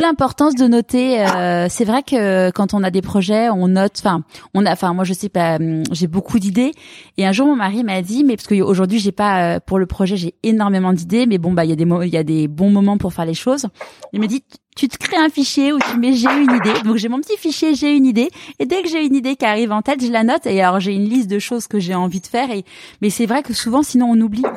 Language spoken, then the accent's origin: French; Neuilly-sur-Seine, Île-de-France, France; also born or lived in Marseille; now in Paris, France; j'ai grandi à Neuilly